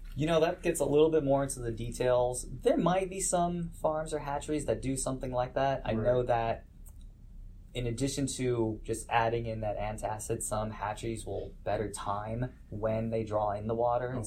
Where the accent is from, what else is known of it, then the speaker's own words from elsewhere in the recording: Los Angeles, California, United States; I grew up in Los Angeles on the coast near Santa Monica